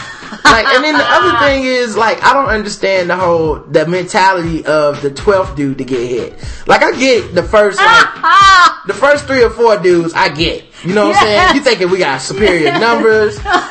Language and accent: English; United States; since we're American